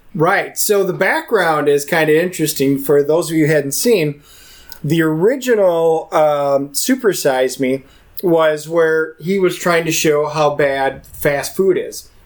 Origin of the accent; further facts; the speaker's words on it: Wisconsin, United States; moved away; also born or lived in Texas; I'm originally from Wisconsin.